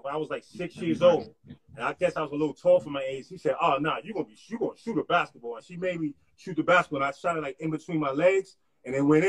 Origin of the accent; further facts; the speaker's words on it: Harlem, New York, United States; I'm from Harlem. So I'm from